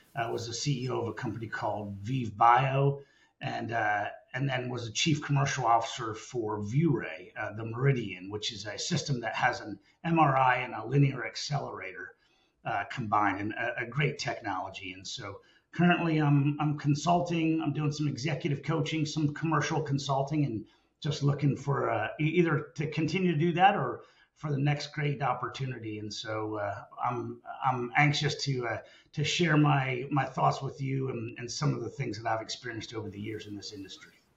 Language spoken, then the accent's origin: English; Lancaster, Pennsylvania, United States; moved away as an adult; also born or lived in Dallas, Texas; I grew up on a family farm in uh, in Lancaster, Pennsylvania, right in the middle of the Amish country